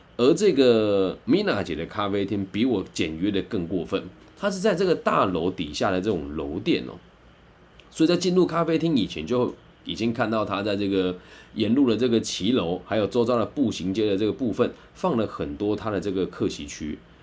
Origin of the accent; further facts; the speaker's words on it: Taiwan; 我也是台湾来的